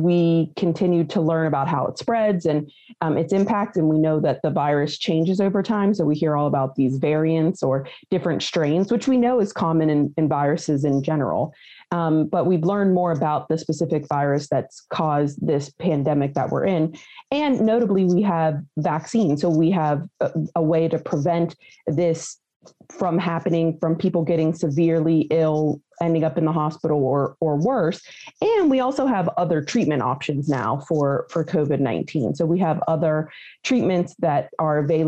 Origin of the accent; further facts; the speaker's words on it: Weirton, West Virginia, United States; I'm a native West Virginian. I originally hail from Weirton, West Virginia